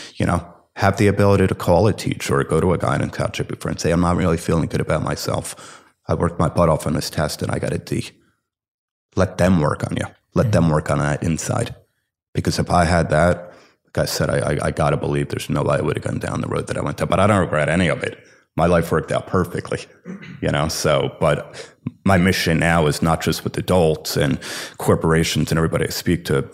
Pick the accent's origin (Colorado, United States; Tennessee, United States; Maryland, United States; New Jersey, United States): New Jersey, United States; Livingston; I grew up in Livingston, New Jersey.